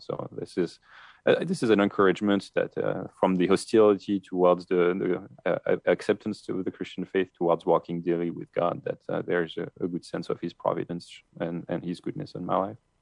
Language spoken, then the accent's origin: English; France; accent: French; English is a second language; moved away; my French accent